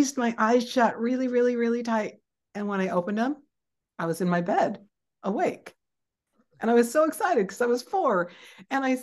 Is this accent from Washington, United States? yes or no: yes; Seattle, Washington, United States; I grew up in Seattle, Washington